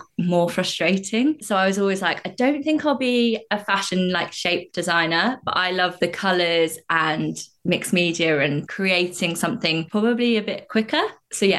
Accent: Staplehurst, South East England, United Kingdom; also born or lived in Stockport; grew up in a village called Staplehurst in Kent

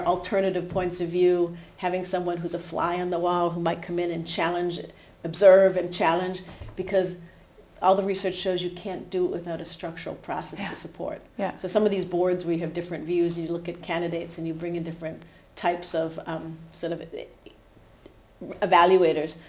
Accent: New Hampshire, United States; moved away as an adult; also born or lived in Aarhus, Denmark; now in Denmark; maybe you could hear from my accent that I'm from the U.S. still, despite living in Denmark 25 years. But I grew up in New Hampshire

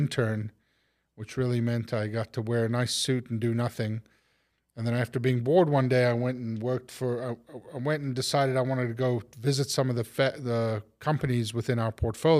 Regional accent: Chicago, Illinois, United States; well, I'm not from New York. I'm from Chicago.

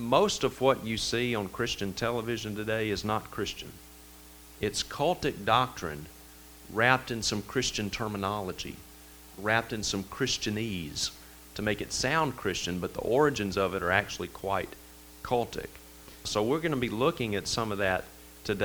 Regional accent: Vicksburg, Mississippi, United States; my hometown of Vicksburg, Mississippi. You can probably tell I got a little bit of an accent. I'm originally from Mississippi

